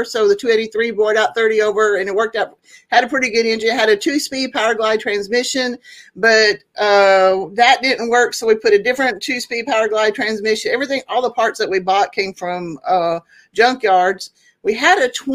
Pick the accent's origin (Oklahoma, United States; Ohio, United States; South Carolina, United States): Oklahoma, United States; moved away as an adult; also born or lived in Tulsa, Oklahoma / Alaska / Texas / California; I was born in Northeast Oklahoma in Tulsa, and my teenage years we lived in Southwest Oklahoma, and then I moved back up to Northeast Oklahoma